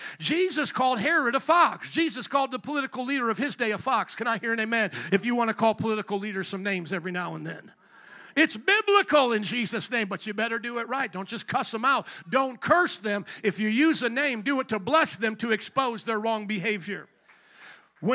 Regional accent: United States; I take pride here in being an American, though I've only been here with my people for a little bit less than a century. They came in the early 1900s fleeing Europe

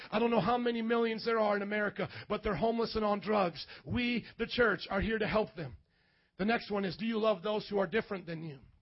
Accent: Indiana, United States; moved away; a gringo from Indiana. Okay, I grew up in Indiana

